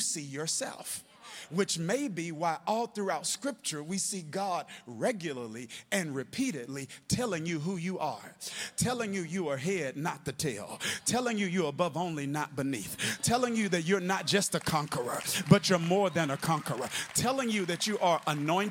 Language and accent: English; Kilmichael, Mississippi, United States; in the church I grew up in Kilmichael, Mississippi